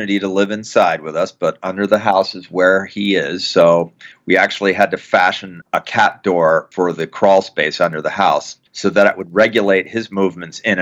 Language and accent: English; Lititz, Pennsylvania, United States; my hometown in Lititz, Pennsylvania.